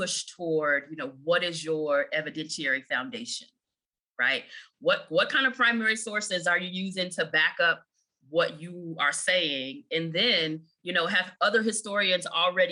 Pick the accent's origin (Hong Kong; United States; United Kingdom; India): United States; Chicago, Illinois; I grew up in Chicago